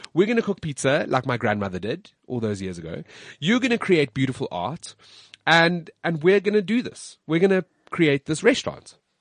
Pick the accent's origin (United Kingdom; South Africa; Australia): South Africa; also born or lived in United States; I'm South African. Like, I am South African